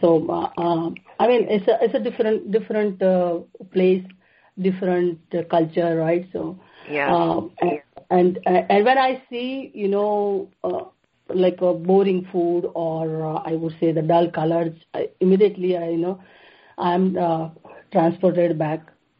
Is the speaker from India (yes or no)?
yes; Gujarat, India; now in Saratoga, United States; I grew up in Gujarat, it's about, with the 60 million people, right, Gujarat has. And I am the youngest of the five children.